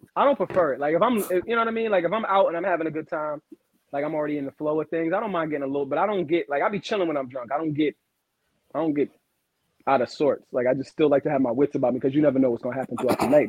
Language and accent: English; New York City, New York, United States; I'm from Brooklyn